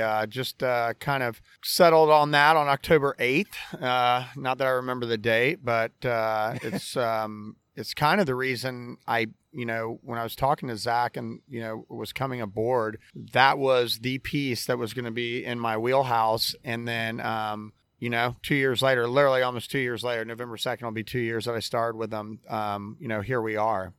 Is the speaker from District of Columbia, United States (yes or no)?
no; Orlando, Florida, United States; I'm born and raised in Orlando, Florida